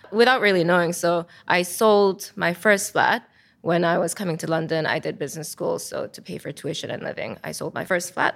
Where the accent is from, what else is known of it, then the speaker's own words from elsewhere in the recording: South Korea; moved away; Because I'm from Korea